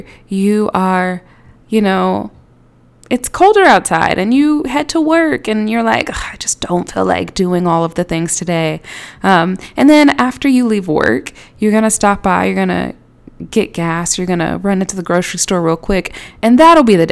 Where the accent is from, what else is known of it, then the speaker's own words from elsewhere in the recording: Houston, Texas, United States; now in Atlanta, United States; I am originally from Houston. I live in Atlanta now.